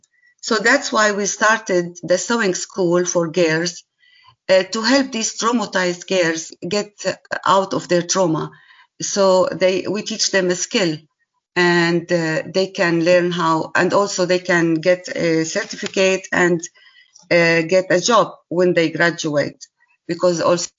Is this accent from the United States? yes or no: no; Syria; English is a second language; And me as a Syrian person, I just introduced myself that I am from Syria